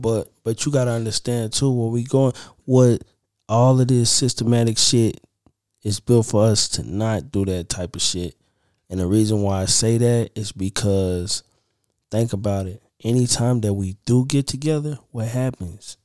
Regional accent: Oklahoma, United States; I'm from Oklahoma

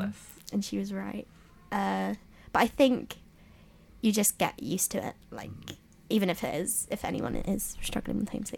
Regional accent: London, United Kingdom; moved away as an adult; now in Leeds, United Kingdom; because I'm from London as well, so it's not, I mean, it's not that far

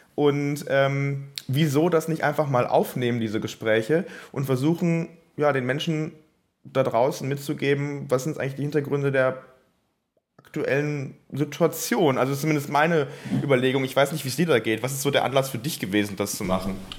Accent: Bonn, North Rhine-Westphalia, Germany; Ich komme selber aus Bonn

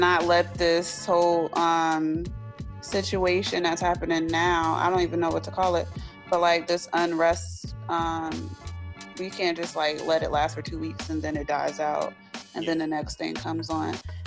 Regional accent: New Jersey, United States; I'm from Jersey

